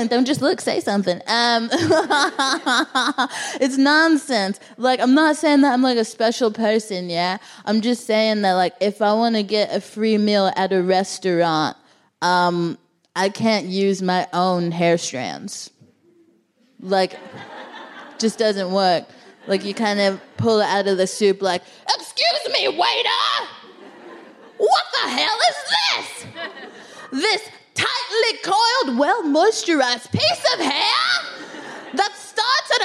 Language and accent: English; Texas, United States; now in London, United Kingdom; I'm from Texas